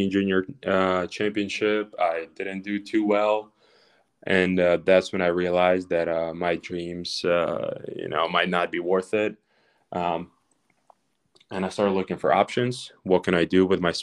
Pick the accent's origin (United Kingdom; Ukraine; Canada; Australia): Ukraine; English is a second language; moved away as an adult; now in United States; We swam together in Ukraine for 5 years before coming here